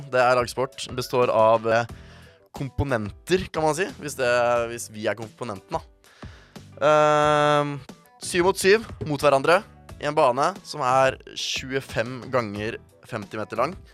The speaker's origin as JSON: {"language": "Norwegian", "town": "Bergen", "region": "Vestland", "country": "Norway", "said": "Jeg er også fra Bergen."}